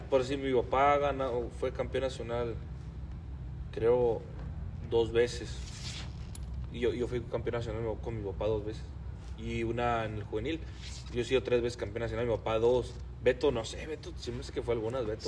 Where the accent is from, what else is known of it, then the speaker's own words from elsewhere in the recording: Rubio, Chihuahua, Mexico; now in United States; nosotros somos de Rubio